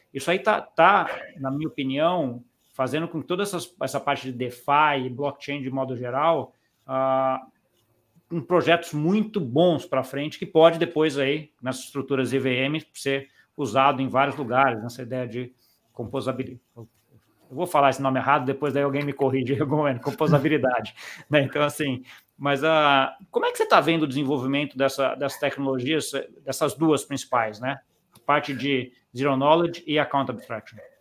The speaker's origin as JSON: {"language": "Portuguese", "country": "Brazil", "said": "eu, como brasileiro"}